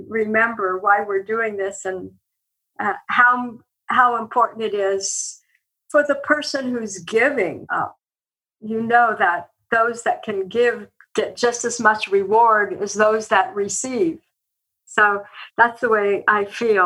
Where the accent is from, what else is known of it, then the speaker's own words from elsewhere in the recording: eastern Oregon, United States; now in Columbus, United States; I grew up on a cattle ranch in eastern Oregon